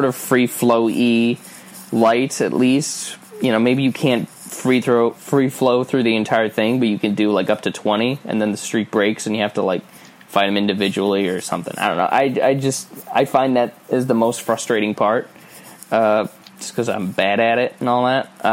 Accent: New York City, New York, United States; As a New Yorker

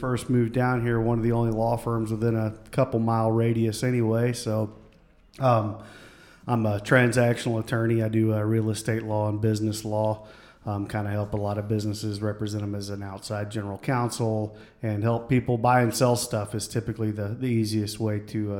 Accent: West Texas, United States; moved away as an adult; also born or lived in Midland, Texas / Houston, Texas; now in Austin, United States; So I grew up out in West Texas off of Route 1 on a pig farm out there. Went into the big city of Midland for a little while, late middle school through high school, and found my way to Austin in the late 90s

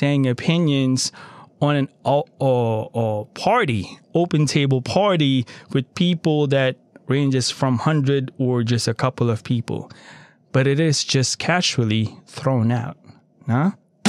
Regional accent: Philippines; now in United States; I am a Filipino by birth, and I am still a Filipino under that right.

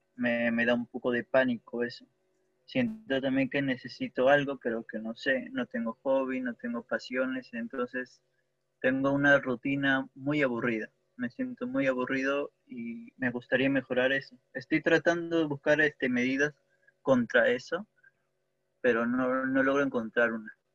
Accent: Peru; soy de Perú

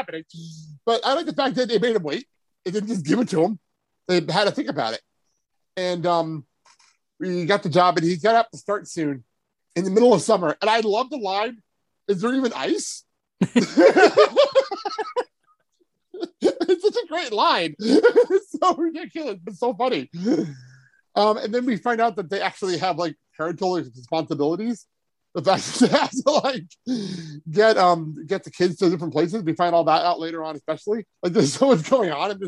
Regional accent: New Jersey, United States; I grew up in New Jersey

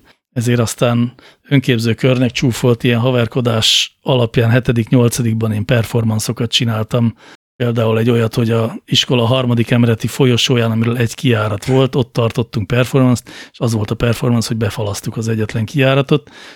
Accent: Budapest, Hungary; ahol én felnőttem, az Óbuda városrésze Budapestnek

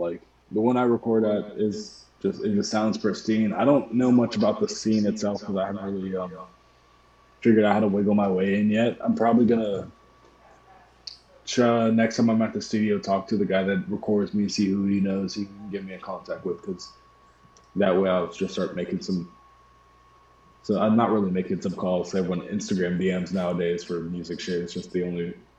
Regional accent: Pittsburgh, Pennsylvania, United States; also born or lived in Harrisburg / Georgia; Like, I was born in Harrisburg, then I moved from Harrisburg to Pittsburgh, and then from Pittsburgh to Georgia, and then from Georgia back to Pittsburgh.

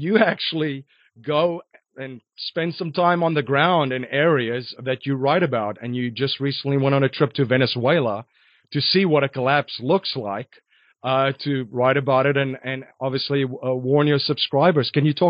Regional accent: South Africa; growing up in South Africa in a small holding in between a bunch of farms in a farm community

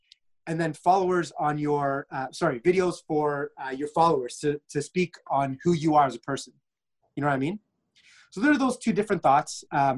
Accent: Egypt; I'm Egyptian.

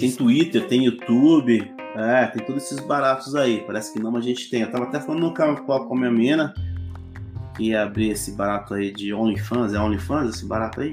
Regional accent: São Paulo, Brazil; moved away as an adult; also born or lived in Bragança Paulista; now in Jarinu, Brazil; minha infância em Itaquera, eu, eu cresci no meio do mato

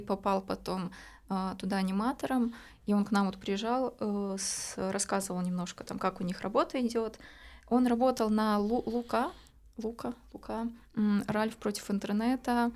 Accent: Novosibirsk, Novosibirsk Oblast, Russia; born or raised there; moved away as an adult; also born or lived in Kamchatka / Saint Petersburg; now in Montenegro

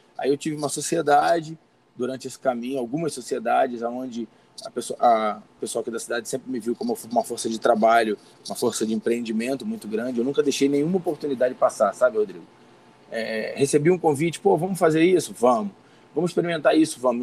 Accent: Rio de Janeiro, Brazil; now in Teresópolis, Brazil; eu sou natural do Rio de Janeiro mesmo, mas estou há 34 anos aqui na Serra Fluminense, em Teresópolis

